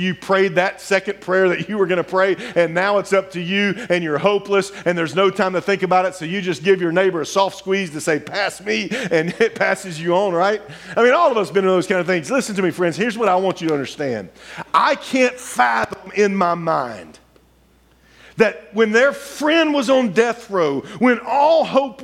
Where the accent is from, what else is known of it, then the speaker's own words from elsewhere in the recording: Louisiana, United States; I grew up in Louisiana.